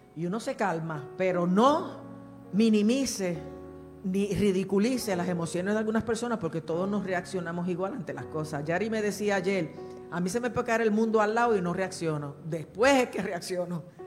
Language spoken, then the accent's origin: Spanish; Puerto Rico